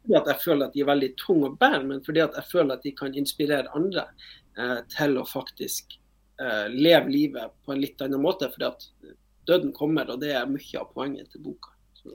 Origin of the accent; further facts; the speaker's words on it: Northern Norway, Norway; og vi er jo nordlendinger